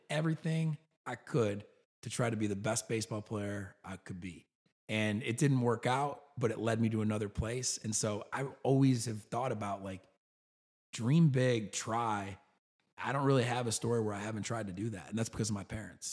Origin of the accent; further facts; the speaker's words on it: New York, United States; moved away as an adult; now in Birmingham, United States; I grew up in New York.